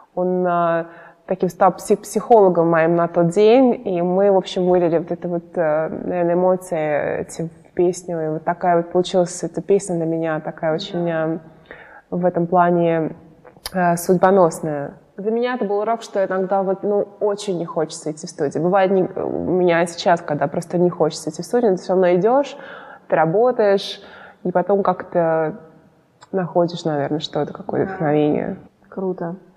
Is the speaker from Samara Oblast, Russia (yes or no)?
no; Moscow, Russia; now in United States; росла я в Москве, мои родители здесь